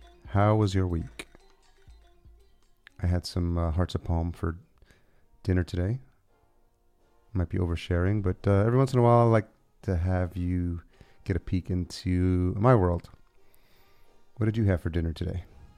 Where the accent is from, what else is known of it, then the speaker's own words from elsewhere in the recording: Yonkers, New York, United States; which I can relate to because I grew up in Yonkers.